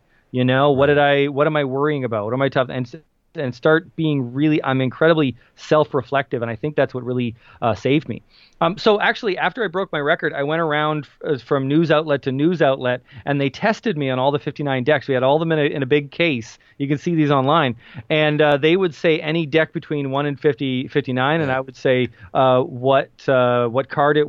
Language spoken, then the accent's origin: English; Kitchener, Ontario, Canada; he lived in Kitchener, Waterloo, Ontario, is where my hometown is, if anybody wants to look that up.